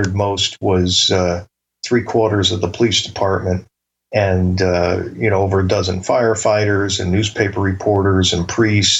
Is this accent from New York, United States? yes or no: no; Bridgeport, Connecticut, United States; growing up in Bridgeport